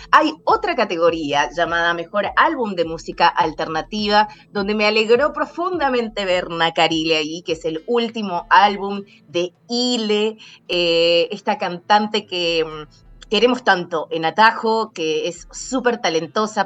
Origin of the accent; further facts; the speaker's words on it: Cuyo, Argentina; now in Seattle, United States; los cuyanos de mi tierra